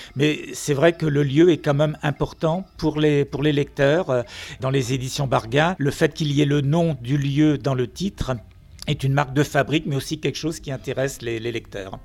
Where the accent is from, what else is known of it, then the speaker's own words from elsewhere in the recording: Finistère, Brittany, France; C'est vrai que je n'habite pas Nantes, je suis du Finistère